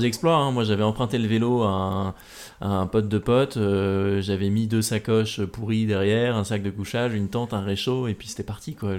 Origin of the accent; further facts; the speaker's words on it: Normandy, France; now in Paris, France; je suis un enfant de la Normandie, je vis maintenant euh, à Paris, mais j'ai grandi en Normandie.